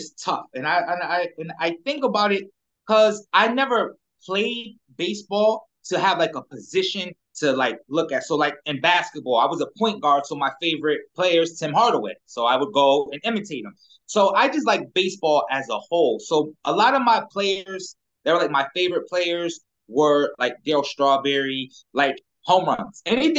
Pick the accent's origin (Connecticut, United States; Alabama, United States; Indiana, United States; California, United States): Connecticut, United States; So I'm from Connecticut, and we don't have a professional team.